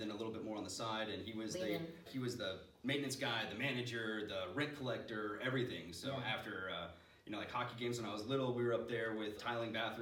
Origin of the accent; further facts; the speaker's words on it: Dallas, Texas, United States; I'm from Dallas, Texas. I moved here when I was like two and kind of grew up here